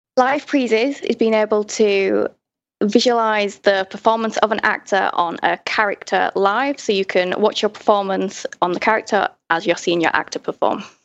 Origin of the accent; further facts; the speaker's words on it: Hull, Yorkshire and the Humber, United Kingdom; now in London, United Kingdom; I grew up in Hull in the north of England